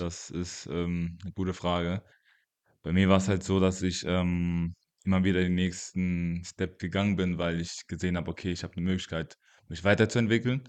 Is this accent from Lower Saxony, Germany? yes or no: no; Mainz, Rhineland-Palatinate, Germany; also born or lived in Congo; ich bin in Kongo geboren, äh, bin aber auch sehr früh nach Mainz gezogen mit meinen Eltern